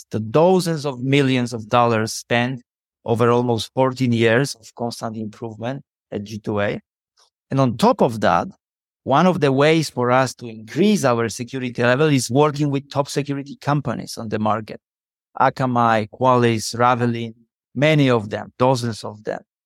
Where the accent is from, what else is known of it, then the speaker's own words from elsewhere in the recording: Poland; I'm from Poland.